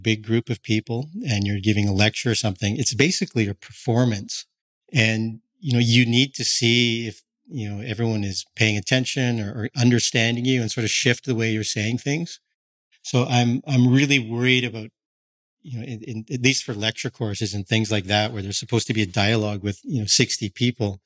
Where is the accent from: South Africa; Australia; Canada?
Canada; moved away as an adult; also born or lived in Tokyo, Japan / London, United Kingdom; now in Toronto, Canada; I'm Canadian